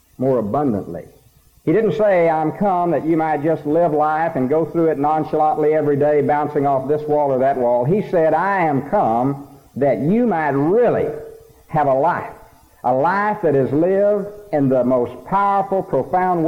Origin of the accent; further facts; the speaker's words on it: Snyder, Texas, United States; Now, I'm a country boy, and I'm very proud of it. I come from Snyder, Texas